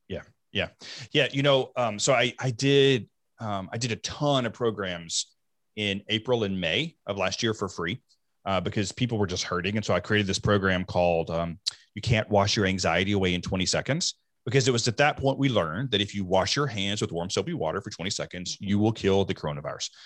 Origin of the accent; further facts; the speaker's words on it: the South, United States; I grew up in the South